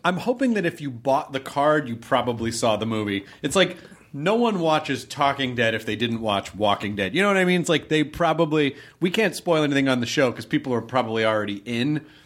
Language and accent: English; the South, United States; growing up in the South